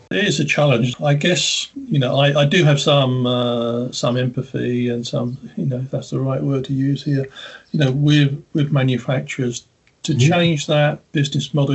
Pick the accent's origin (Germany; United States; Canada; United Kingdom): United Kingdom; Being a Brit in the UK